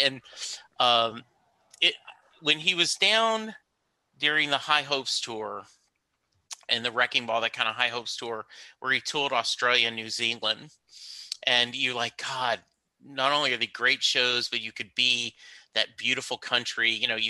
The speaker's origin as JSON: {"language": "English", "region": "Louisiana", "country": "United States", "tie": "born or raised there", "said": "while someone like me growing up in Louisiana, you know, like no idea."}